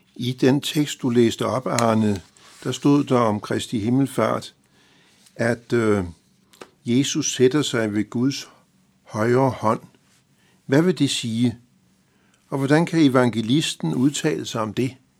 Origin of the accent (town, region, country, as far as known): Denmark